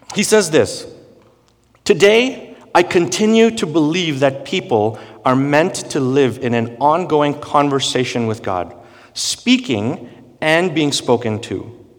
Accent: India; growing up in India

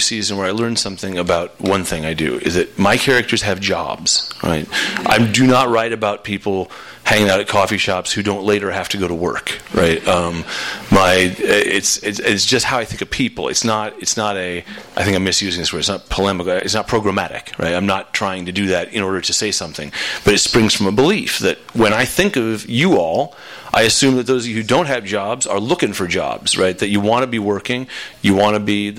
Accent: Claremont, California, United States; also born or lived in Iowa; Montclair, which is right next door to where I grew up in Claremont

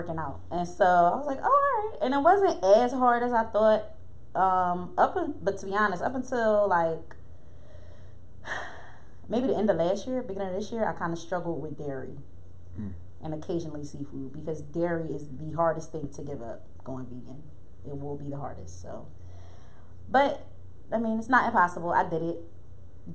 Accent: Philadelphia area, Pennsylvania, United States; I am from the area of Philadelphia, not the city per se

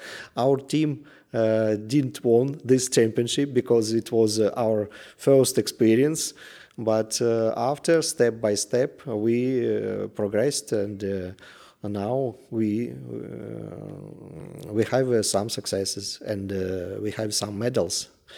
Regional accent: Russia; English is a second language; I am from Russia.

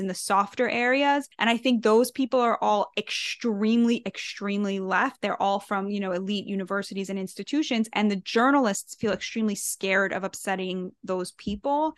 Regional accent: United States; I'm American through and through, like, this is my country, this is my promised land

